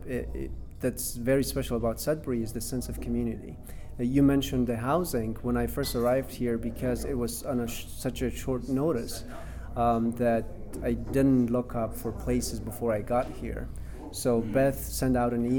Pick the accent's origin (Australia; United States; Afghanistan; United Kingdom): Afghanistan; moved away as an adult; also born or lived in Toronto; now in Canada; I'm originally from Afghanistan, and that's where I used to do film